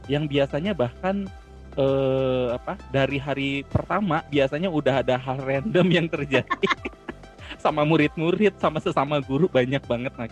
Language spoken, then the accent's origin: Indonesian; Kalimantan, Indonesia; Soalnya kalau contohnya kalau di daerah saya itu kan di Kalimantan seperti yang tadi eh, airnya ada, tapi kan air payau.